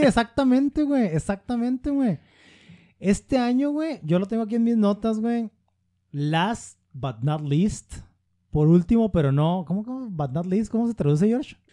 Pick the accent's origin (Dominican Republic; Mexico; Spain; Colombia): Mexico; estoy en mi país